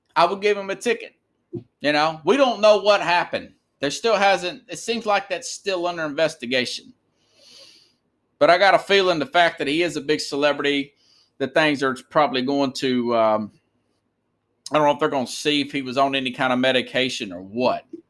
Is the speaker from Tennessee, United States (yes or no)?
yes; Nashville, Tennessee, United States; it's in my hometown.